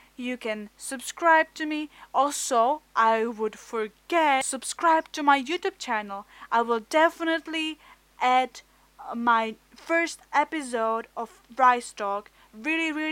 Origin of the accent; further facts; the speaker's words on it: Czechia; English is a second language; I'm from Czech Republic. My English is not really good, but I hope that you will accept my a bit of weird accent